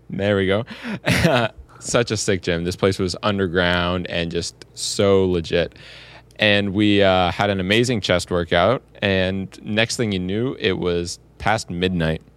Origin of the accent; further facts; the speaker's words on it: Windsor, Ontario, Canada; I came all the way down from my hometown of Windsor, Ontario